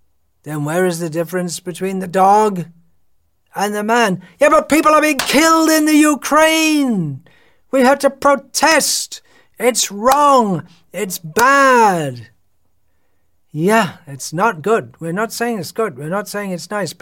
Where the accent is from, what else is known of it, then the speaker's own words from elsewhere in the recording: United Kingdom; moved away; I'm from Britain.